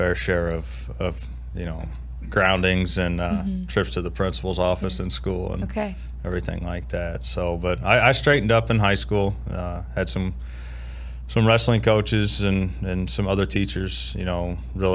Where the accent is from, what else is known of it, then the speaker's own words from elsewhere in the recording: Danvers, Illinois, United States; moved away as an adult; also born or lived in Bloomington, Illinois; now in Hudson, United States; Grew up out in Danvers, so not too far from here